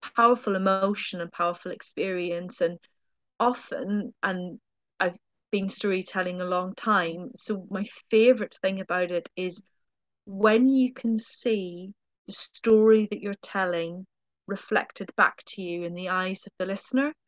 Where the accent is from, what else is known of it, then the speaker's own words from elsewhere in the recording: Ireland; moved away; being Irish